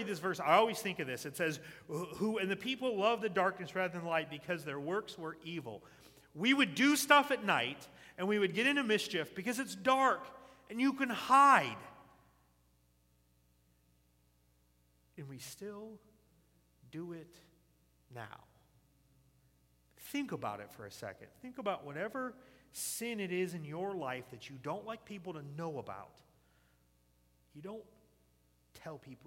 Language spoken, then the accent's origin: English; the South, United States; I grew up in the South.